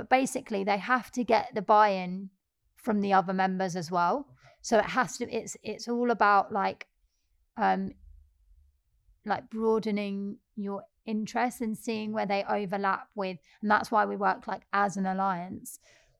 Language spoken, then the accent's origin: English; Peckham, London, United Kingdom; we're young, we're black, we're working class, we're from Peckham.